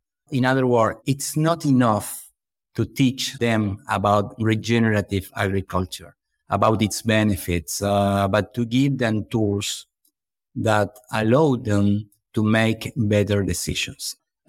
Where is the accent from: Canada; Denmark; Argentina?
Argentina; Buenos Aires; born there; English is a second language; Well, I was born in Buenos Aires, Argentina, but I have been living for a long time on an eco farm close to Buenos Aires City.